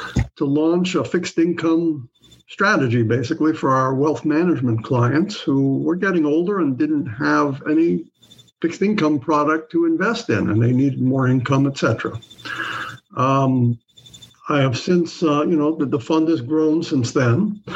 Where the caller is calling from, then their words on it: San Francisco, California, United States; I'm calling in from San Francisco